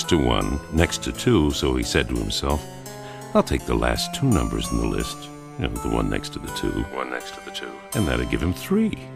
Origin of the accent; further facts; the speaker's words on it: Greece; from Greece